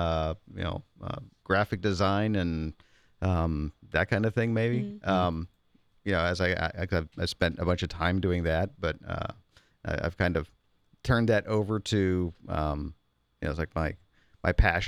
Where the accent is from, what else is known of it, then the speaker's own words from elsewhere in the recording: Pittsburgh, Pennsylvania, United States; moved away; Pittsburgh. Okay. If you want to get back to my original roots.